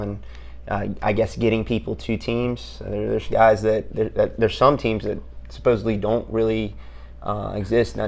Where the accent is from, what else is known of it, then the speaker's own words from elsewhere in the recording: South Carolina, United States; moved away as an adult; now in Fayetteville, United States; I'm from South Carolina. I got a good family down there